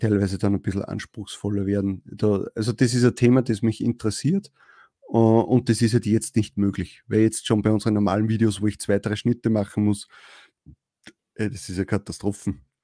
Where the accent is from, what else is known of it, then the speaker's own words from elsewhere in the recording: Upper Austria, Austria; bei uns Oberösterreichern